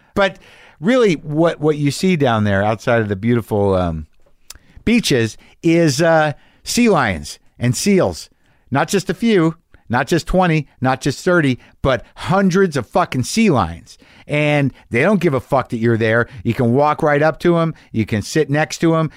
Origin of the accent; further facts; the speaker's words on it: Albuquerque, New Mexico, United States; moved away; That's my hometown